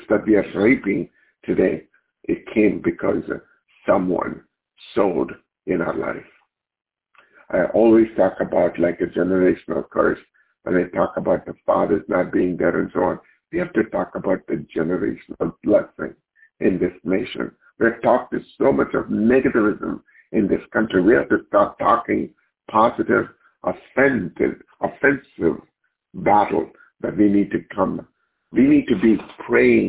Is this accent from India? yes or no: yes; India; moved away; Growing up in India, where we didn't have so much of means, my mom was abandoned